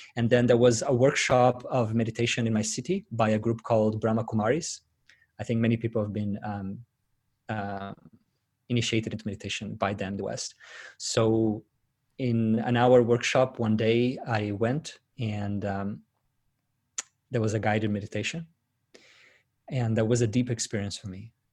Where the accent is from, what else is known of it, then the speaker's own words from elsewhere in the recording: Brazil; moved away as an adult; now in Sydney, Australia; I was, uh, born and raised in Brazil, but, uh, migrated to Sydney eight years ago.